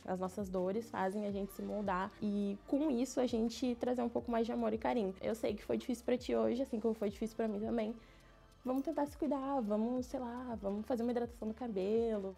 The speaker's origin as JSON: {"language": "Portuguese", "town": "Porto Alegre", "region": "Rio Grande do Sul", "country": "Brazil", "said": "Eu sou de Porto Alegre, Rio Grande do Sul"}